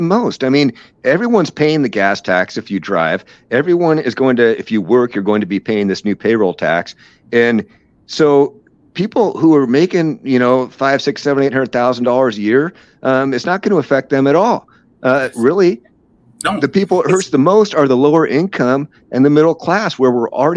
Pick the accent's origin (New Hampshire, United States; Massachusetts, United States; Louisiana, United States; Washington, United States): Washington, United States; Seattle; I grew up in Ballard, man, in Seattle